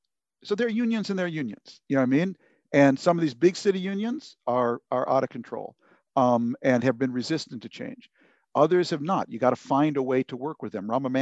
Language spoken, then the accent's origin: English; Lebanon; that's why we wanted to send our kids to public school, because we grew up in Lebanon, basically, a place where everyone sent their kids to their own confessional school